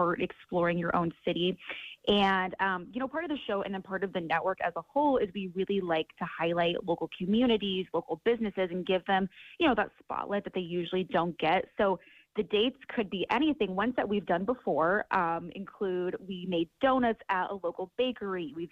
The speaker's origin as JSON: {"language": "English", "town": "Omaha", "region": "Nebraska", "country": "United States", "said": "I'm originally from Omaha"}